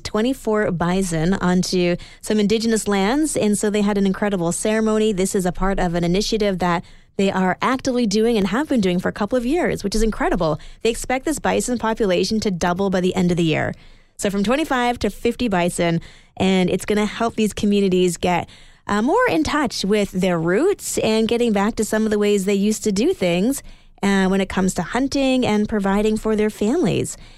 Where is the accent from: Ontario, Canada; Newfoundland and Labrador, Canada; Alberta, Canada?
Alberta, Canada; Edmonton; moved away; I am originally from Edmonton